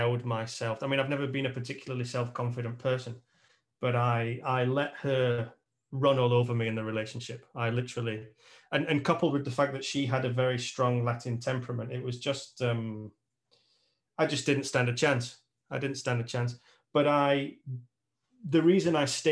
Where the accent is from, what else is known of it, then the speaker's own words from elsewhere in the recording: United Kingdom; moved away as an adult; also born or lived in Tenerife; I'm British